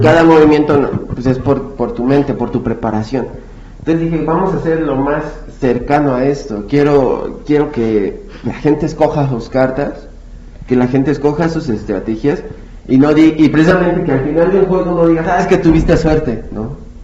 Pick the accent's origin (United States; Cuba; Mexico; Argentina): Mexico; nuestro deber como mexicanos